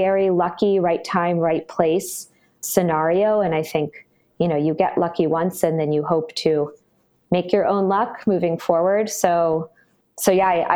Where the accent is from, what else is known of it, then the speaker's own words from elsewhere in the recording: Brookline, Massachusetts, United States; moved away as an adult; also born or lived in Philadelphia, Pennsylvania; now in San Francisco Bay Area, United States; I'm from Boston originally, a town called Brookline